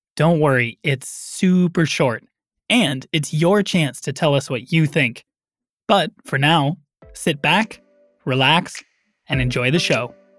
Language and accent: English; United States; I am American